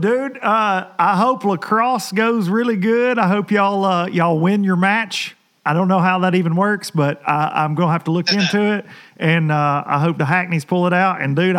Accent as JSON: {"language": "English", "town": "Lawrenceburg", "region": "Tennessee", "country": "United States", "tie": "born or raised there", "said": "my hometown on the waiting list in Lawrenceburg, Tennessee"}